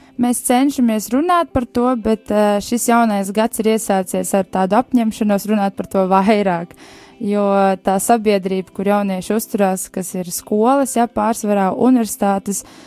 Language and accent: Latvian; Bauska, Bauska Municipality, Latvia; es esmu no Bauskas